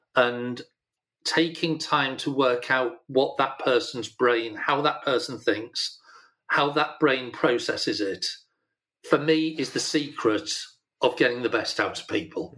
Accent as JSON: {"language": "English", "region": "Yorkshire and the Humber", "country": "United Kingdom", "said": "I'm a Yorkshireman"}